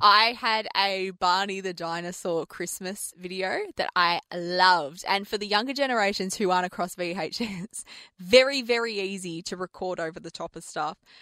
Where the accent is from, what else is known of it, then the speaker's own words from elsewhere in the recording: Australia; I'm Aussie, born and bred